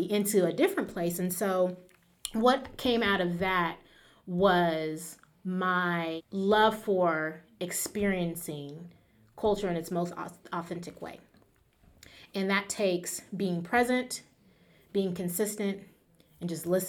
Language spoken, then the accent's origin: English; California, United States; I am from California